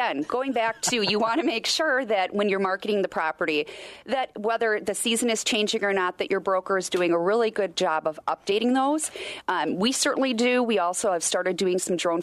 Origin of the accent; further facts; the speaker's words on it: Wisconsin, United States; I grew up in Wisconsin